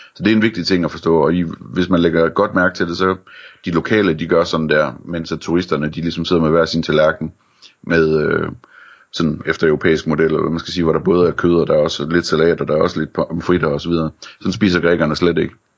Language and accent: Danish; Denmark